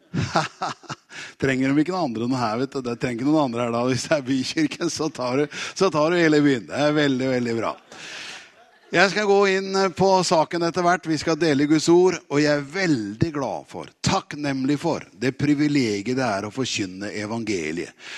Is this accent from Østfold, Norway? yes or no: yes; Tune, Østfold, Norway; moved away; also born or lived in Oslo; jeg er jo egentlig fra Tune